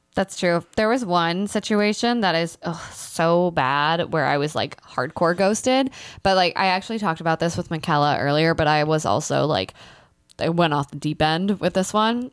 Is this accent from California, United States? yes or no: no; Pennsylvania, United States; born or raised there; moved away